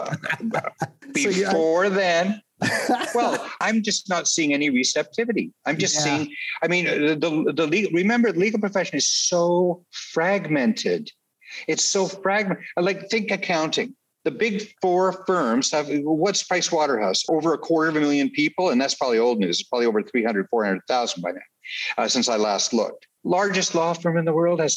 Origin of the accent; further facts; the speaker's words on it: Canada; I was born and raised in Canada